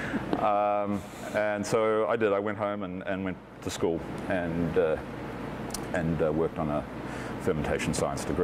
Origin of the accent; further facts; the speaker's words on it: Auckland, New Zealand; moved away as an adult; now in Eugene, United States; I grew up in West Auckland, and at the time it was the biggest wine region.